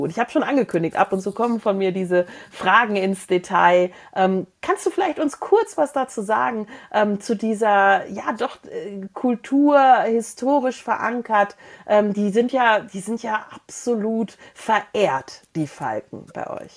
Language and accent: German; Germany; als Deutscher